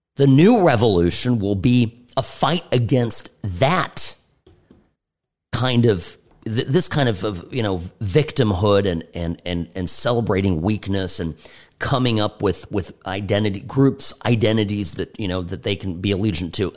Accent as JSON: {"language": "English", "country": "United States", "said": "I'm an American"}